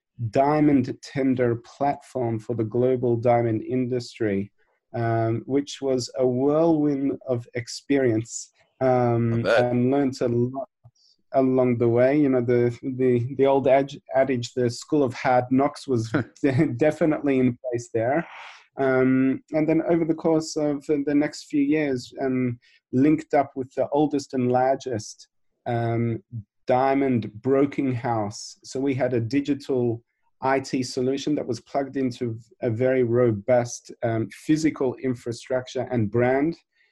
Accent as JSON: {"language": "English", "country": "Australia", "tie": "born or raised there", "said": "which growing up in Australia, I never thought I would end up in the diamond industry."}